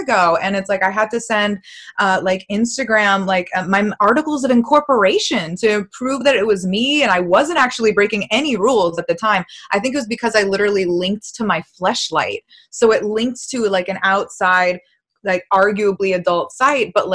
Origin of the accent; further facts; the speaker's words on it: Massachusetts, United States; I'm from Massachusetts.